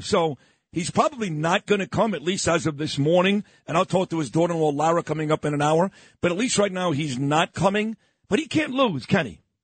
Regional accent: New York City, New York, United States; I grew up on East 22nd and Quentin

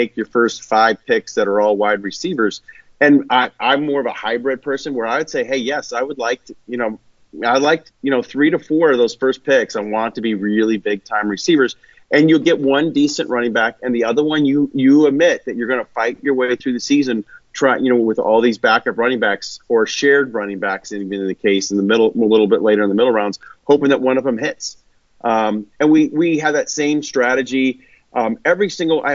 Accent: Kansas City, United States; I grew up in Kansas City

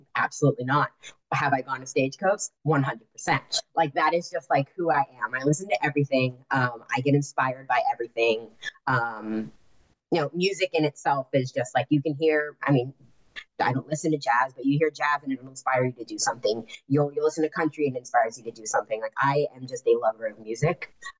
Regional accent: California, United States; born there; I was born in California. I've been all over the place. I was born in Orange County.

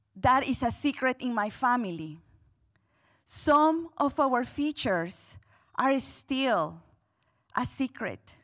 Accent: Guatemala City, Guatemala Department, Guatemala; moved away as an adult; now in Louisville, United States; growing up in Guatemala City, in what we would consider here a ghetto.

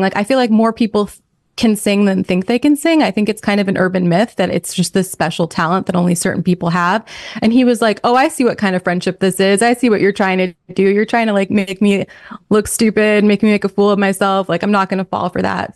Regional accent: New York, United States; moved away; also born or lived in Minnesota; we're both from New York

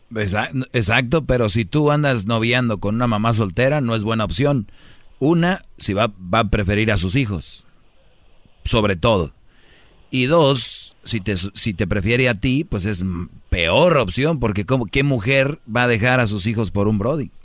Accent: Monterrey, Nuevo León, Mexico; como buen regio

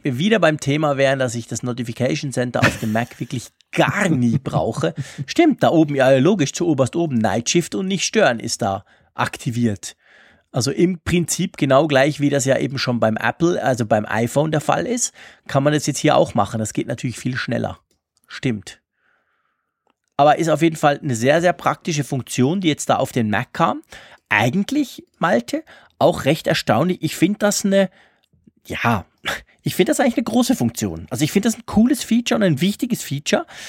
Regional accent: Zurich, Switzerland; Bei uns in Zürich

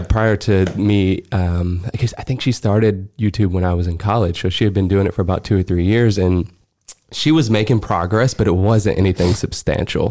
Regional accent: Alabama, United States; moved away as an adult; now in Los Angeles, United States; I'm from Alabama. Me and Laura both grew up when we met in high school, and I went to college in Alabama

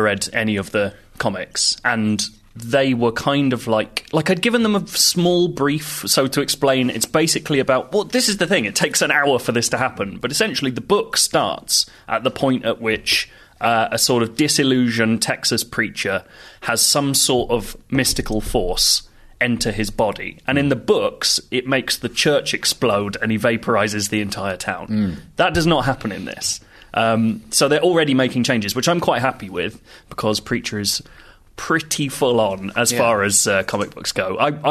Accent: Ottawa, Ontario, Canada; now in United Kingdom; Actually, my hometown's Ottawa, and I don't know anyone there anymore

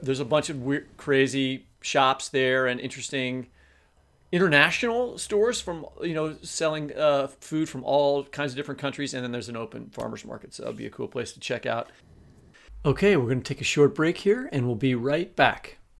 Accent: Kansas City, Missouri, United States; that's my hometown, Kansas City

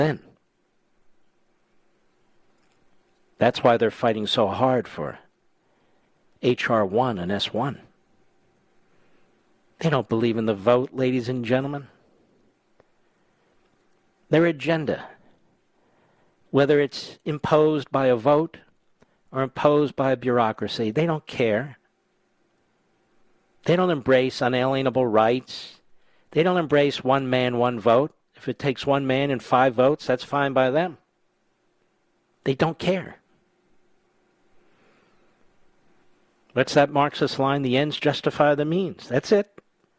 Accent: Montgomery County, Pennsylvania, United States; moved away; also born or lived in Philadelphia; I was raised in a county outside of Philadelphia called Montgomery County

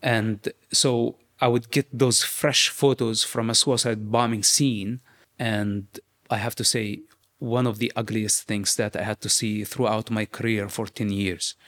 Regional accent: West Bank, Palestine; moved away; I grew up in the West Bank

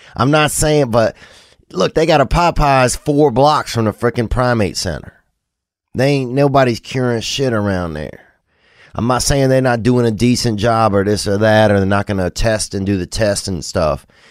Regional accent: Covington, Louisiana, United States; the primate center that I grew up around in Covington, Louisiana

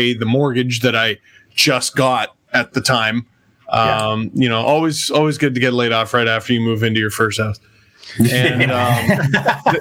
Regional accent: Toronto, Ontario, Canada; growing up in Scarborough, and which wasn't part of Toronto yet

